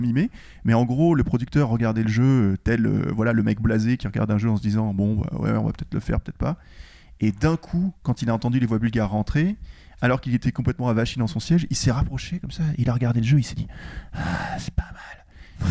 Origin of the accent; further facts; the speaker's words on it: France; je suis français